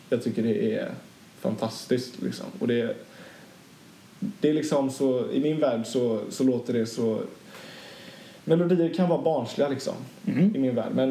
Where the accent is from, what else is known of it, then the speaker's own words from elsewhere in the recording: Sweden; jag är svensk motherfucker.